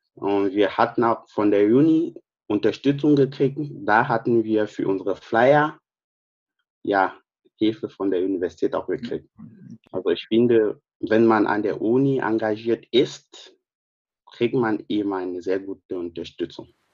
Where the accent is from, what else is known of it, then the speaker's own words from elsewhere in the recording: Cameroon; German is a second language; moved away as an adult; also born or lived in Wolfsburg, Germany; now in Braunschweig, Germany; ich komme aus Kamerun.